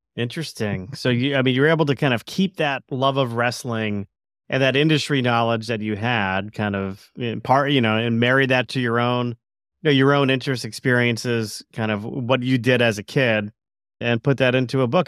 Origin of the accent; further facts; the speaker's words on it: Stamford, Connecticut, United States; W W F located in my hometown of Stamford, Connecticut.